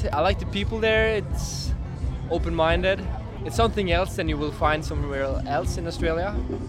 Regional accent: Norway; I'm from Norway, a small town on the west coast. Actually, I'm just traveling around the world, and at the moment I'm in Australia

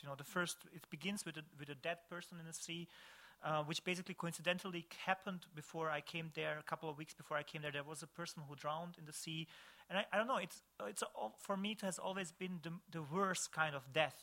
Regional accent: Višegrad, Republika Srpska, Bosnia & Herzegovina; Visegrad, in my hometown

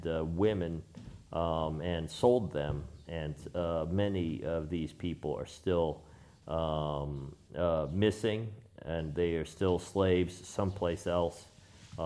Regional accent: New York, United States; I'm a filmmaker from New York

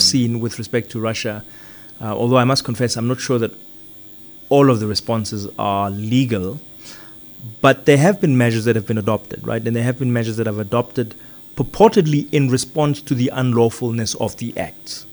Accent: South Africa; I come from South Africa, are influenced by the fact that I studied in South Africa

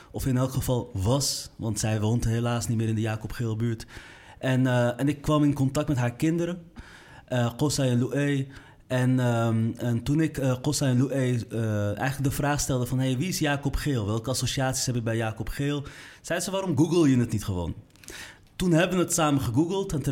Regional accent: Amsterdam, North Holland, Netherlands; ik kom uit de Kolenkitbuurt.

